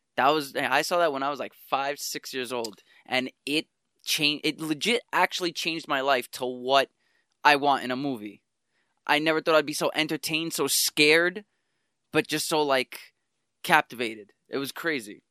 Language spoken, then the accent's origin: English; New York City, New York, United States; I grew up in Spanish Harlem